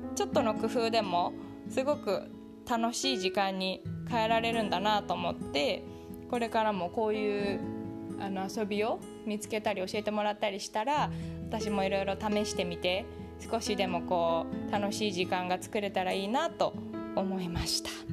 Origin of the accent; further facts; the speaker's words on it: Tokyo, Japan; moved away as an adult; also born or lived in Singapore / California; now in Silicon Valley, United States; 私の故郷の東京